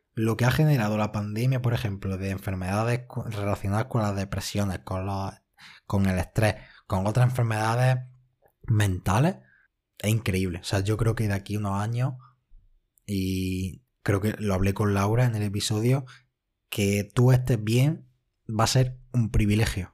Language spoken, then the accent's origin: Spanish; Spain; yo soy español